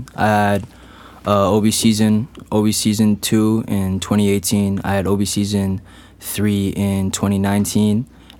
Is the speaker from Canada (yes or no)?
yes; Kitchener, Ontario, Canada; It doesn't matter if it's in Kitchener-Waterloo, like my hometown.